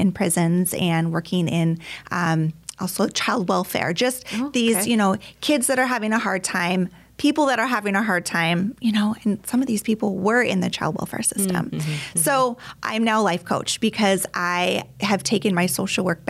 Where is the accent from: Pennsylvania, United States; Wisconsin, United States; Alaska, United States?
Alaska, United States; also born or lived in Colorado / Texas; now in Minnesota, United States; I was born and raised in Alaska